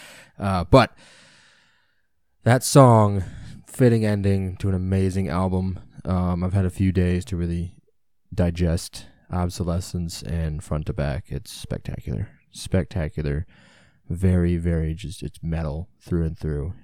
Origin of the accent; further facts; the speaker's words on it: United States; being an American